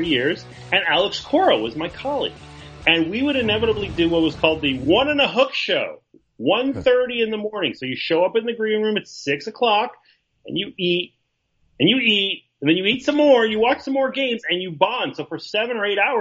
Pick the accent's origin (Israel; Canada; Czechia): Canada; Montreal, Quebec; I grew up in Montreal